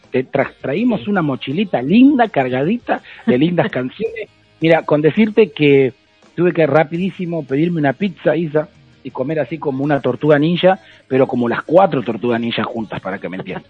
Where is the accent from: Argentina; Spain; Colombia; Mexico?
Argentina; soy argentino